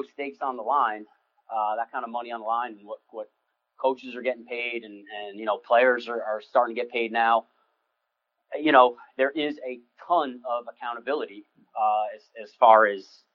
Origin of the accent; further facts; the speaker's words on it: New Jersey, United States; moved away as an adult; also born or lived in West Lafayette, Indiana / Michigan; I was born and raised in New Jersey. I'm a city guy